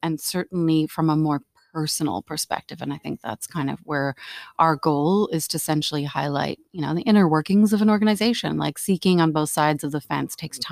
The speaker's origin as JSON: {"language": "English", "country": "Canada", "moved": "as an adult", "lives_now": "Netherlands", "said": "I'm actually here from Canada. I've been here for a couple of years"}